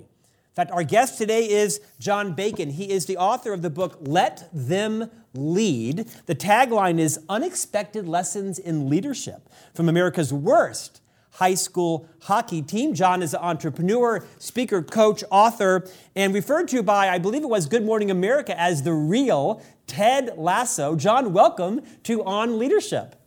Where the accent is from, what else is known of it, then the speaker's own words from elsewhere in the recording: Orlando, Florida, United States; moved away as an adult; now in Utah, United States; I'm an Orlando boy, born and raised in Orlando, Florida, transplanted out to Utah 30 years ago